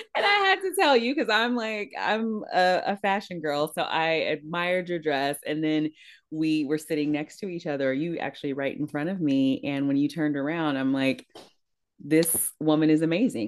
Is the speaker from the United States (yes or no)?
yes; East Palo Alto, California, United States; I grew up in East Palo Alto, which borders Palo Alto